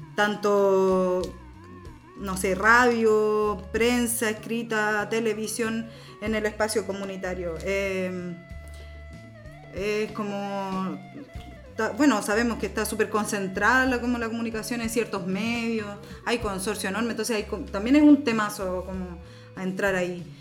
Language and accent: Spanish; Valparaíso, Chile; soy porteña de aquí, nací en, eh, aquí en el Cerro La Loma, un barrio como bien familiar